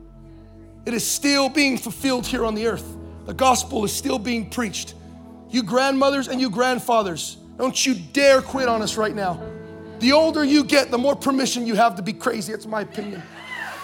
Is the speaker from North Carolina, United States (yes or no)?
no; Anaheim, California, United States; I was born in Anaheim, California